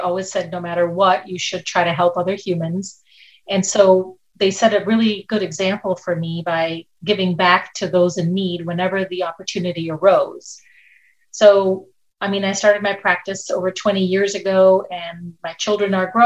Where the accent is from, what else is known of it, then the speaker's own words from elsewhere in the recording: India; moved away as an adult; also born or lived in Minnesota, United States; now in Lancaster, United States; when I was 5 years old, I went to live in India with my grandparents